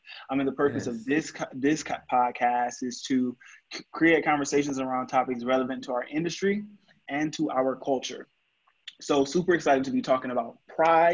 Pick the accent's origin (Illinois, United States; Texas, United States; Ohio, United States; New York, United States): Ohio, United States; Cleveland; I'm from Cleveland. Rep the 216 all day, every day.